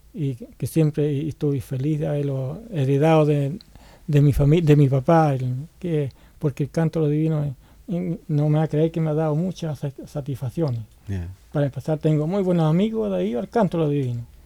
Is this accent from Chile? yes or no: yes; Chile; moved away as an adult; now in Santiago, Chile; como poeta chileno